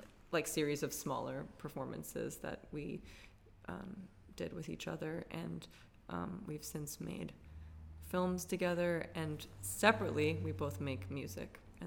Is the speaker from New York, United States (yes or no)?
yes; New York City, New York, United States; I am also from New York City, from the Lower East Side of Manhattan